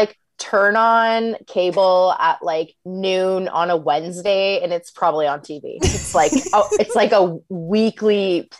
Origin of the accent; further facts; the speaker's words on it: Regina, Saskatchewan, Canada; like Alicia said. Born and raised in Treaty 4 territory. Currently living in NOD.